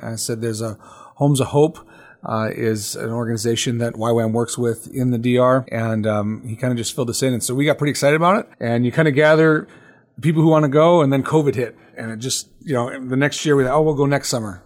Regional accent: United States; as American believers

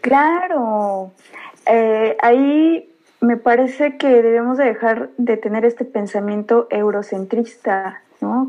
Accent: Mixquiahuala, Hidalgo, Mexico; Yo soy originaria de Misquiahuala

